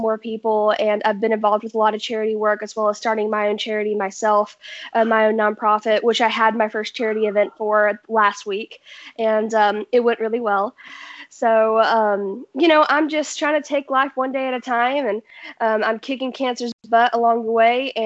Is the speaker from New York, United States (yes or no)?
no; Nashville, Tennessee, United States; I am a 16-year-old singer-songwriter born and raised in Nashville, Tennessee.